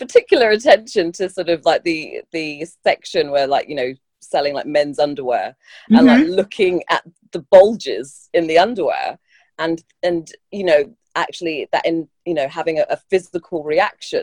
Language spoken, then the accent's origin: English; London, United Kingdom; I've grown up in London, born and bred